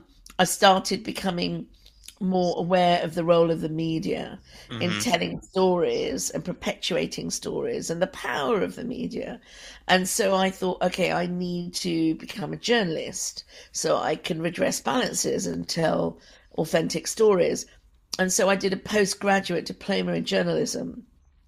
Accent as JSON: {"language": "English", "region": "London", "country": "United Kingdom", "tie": "born or raised there", "said": "that for someone like me growing up in Britain, I mean, we had a lot of racism in London."}